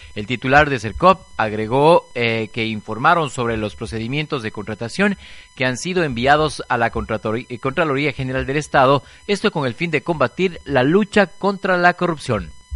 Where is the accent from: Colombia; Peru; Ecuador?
Ecuador; nosotros también como ciudadanos ecuatorianos